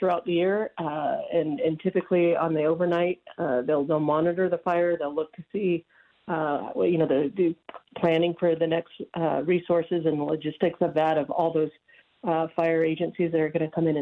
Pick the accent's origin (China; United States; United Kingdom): United States; Nevada County, California; this is my hometown. I don't have really any other context outside of Nevada County